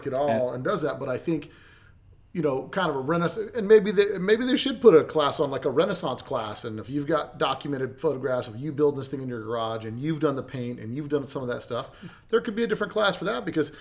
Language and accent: English; Las Vegas, Nevada, United States; I'm not from here, I'm from Vegas